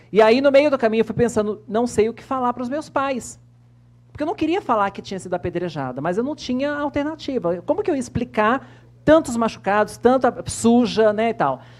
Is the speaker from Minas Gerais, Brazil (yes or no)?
yes; Minas Gerais, Brazil; Eu também sou mineira, já temos algo em comum.